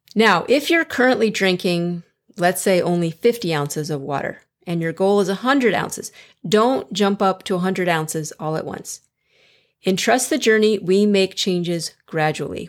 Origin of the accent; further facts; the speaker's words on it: Chicago, Illinois, United States; moved away as an adult; now in Fort Worth, United States; I'm originally from Chicago, so I understand below zero and blizzards.